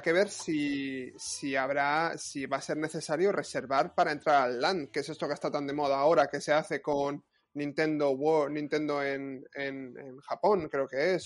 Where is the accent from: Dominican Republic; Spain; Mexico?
Spain; now in Paris, France; tú y yo que somos españoles